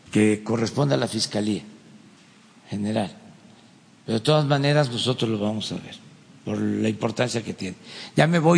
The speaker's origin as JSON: {"language": "Spanish", "country": "Mexico", "said": "No somos mexicanos de primera, de segunda, de tercera"}